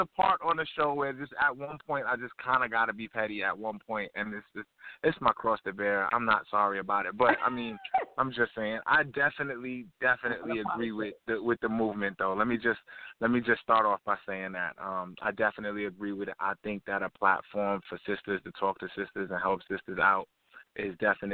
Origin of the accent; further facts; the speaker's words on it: New York, United States; now in Atlanta, United States; I'm from New York. I live in Atlanta